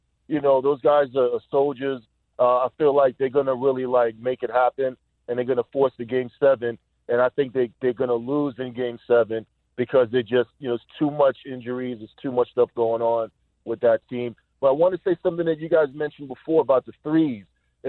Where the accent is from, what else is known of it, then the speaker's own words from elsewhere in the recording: New York City, New York, United States; I'm born and raised in the Bronx, Co-op City.